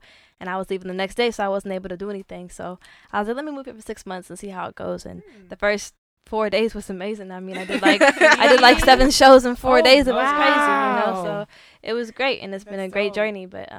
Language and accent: English; Portland, United States; I'm a girl from Portland